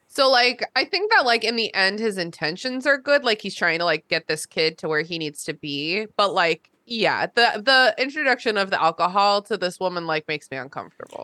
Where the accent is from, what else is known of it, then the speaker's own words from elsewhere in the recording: Burke, Virginia, United States; I grew up in Burke, Virginia, kind